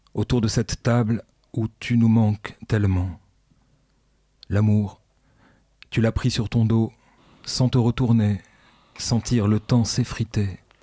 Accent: Ch'ti, Hauts-de-France, France; now in Lille, France; je suis un ch'ti, donc bienvenue chez les ch'tis aussi

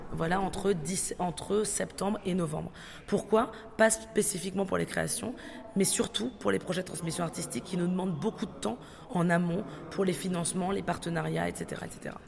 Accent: Aubervilliers, Île-de-France, France; J'ai grandi, passé une partie de mon enfance aussi à Aubervilliers

